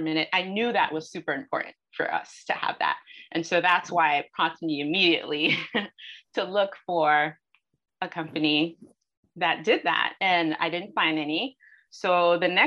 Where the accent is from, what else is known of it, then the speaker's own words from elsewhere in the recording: New York City, New York, United States; I grew up in New York City.